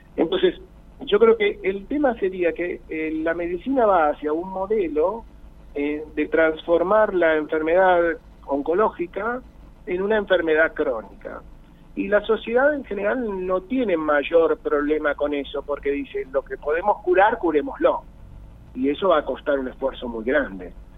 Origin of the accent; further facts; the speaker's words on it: Buenos Aires, Argentina; soy un porteño